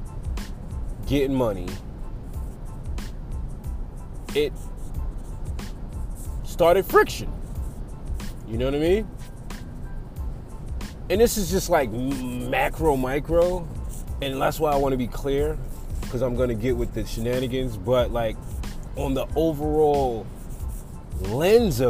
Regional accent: New York City, New York, United States; moved away; Currently driving back from my hometown, Staten Island, New York.

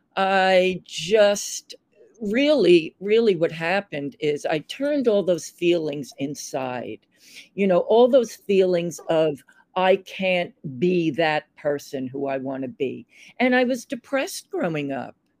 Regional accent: Long Island, New York, United States; moved away as an adult; also born or lived in San Francisco; I grew up on Long Island in the 50s mm-hmm. and the 60s, and I moved into New York City in 1971

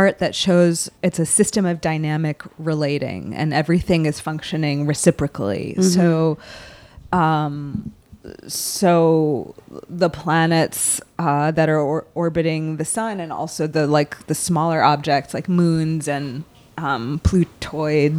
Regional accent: Salem, Massachusetts, United States; I am from Salem, Massachusetts

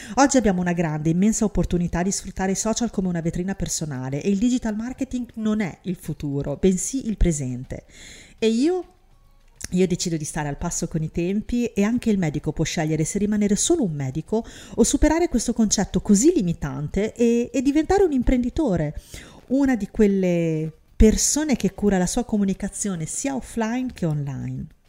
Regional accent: Syria; now in Italy; in Siria, mio paese natale

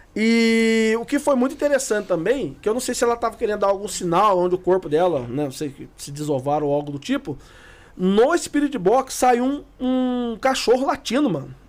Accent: Guaratinguetá, São Paulo, Brazil; Nós somos de Guaratinguetá

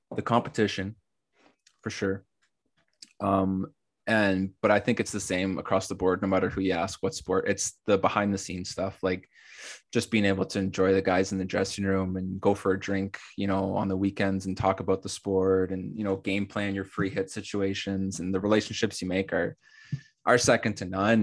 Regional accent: Canada; starting a club in my hometown and growing it to the level we've gotten it

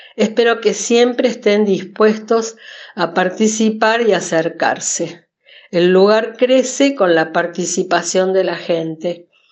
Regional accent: Villa Carlos Paz, Córdoba, Argentina; soy de Villa Carlos Paz, nacida y criada.

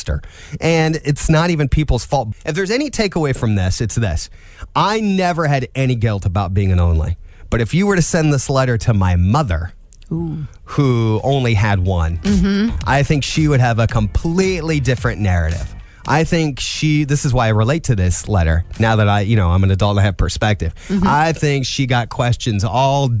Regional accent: Angola, Indiana, United States; I grew up in Angola, and the DeKalb County Free Fall Fair

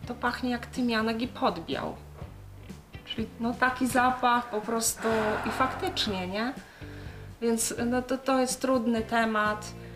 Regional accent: Low Beskids, Poland; u nas w Beskidzie Niskim

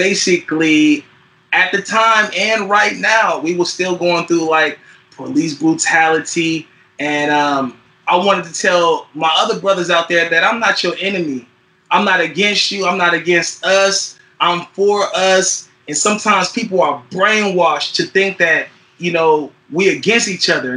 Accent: Fairfield, California, United States; also born or lived in San Francisco, California / Oakland, California / Richmond, California; I was born in San Francisco, California, raised in Fairfield, California, 707, the Bay Area.

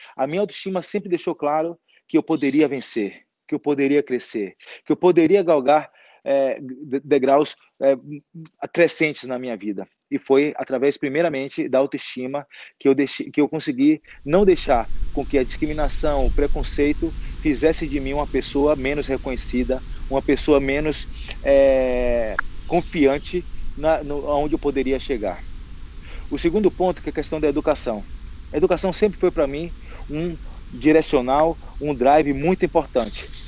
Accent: Salvador, Bahia, Brazil; now in São Paulo, Brazil; Sou baiano, nascido em Salvador

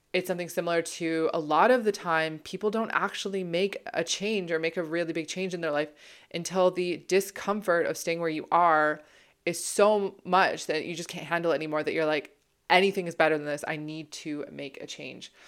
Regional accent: Toronto, Ontario, Canada; moved away as an adult; also born or lived in Ottawa / British Columbia / London, England; I'm from Toronto

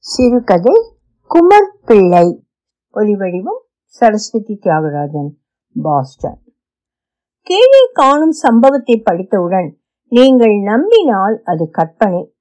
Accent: Jaffna, Northern Province, Sri Lanka; moved away; என் பிறந்த ஊரில் மீதி வாழ்நாளை கழிக்க வேண்டும் என்ற விருப்பம் எனக்கு போர் முடிந்ததும் யாழ்ப்பாணத்துக்கு போய் நான் பிறந்து வளர்ந்த வீட்டை திருத்தி எடுத்து தங்கினேன்

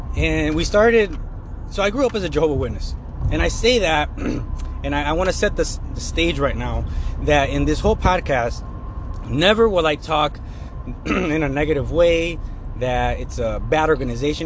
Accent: Sandwich, Illinois, United States; also born or lived in Plano, Illinois; I grew up in Sandwich. I was born in Sandwich, Illinois.

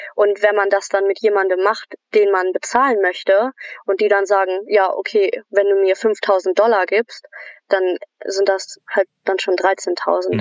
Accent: Germany; moved away as an adult; now in Australia; ich als Deutsche

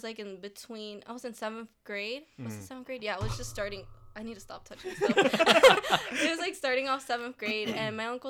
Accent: Delaware, United States; She's like, where are you from? And I'm like, oh, I'm from Delaware. She's like, you don't need to take the exam. You're from the U.S.

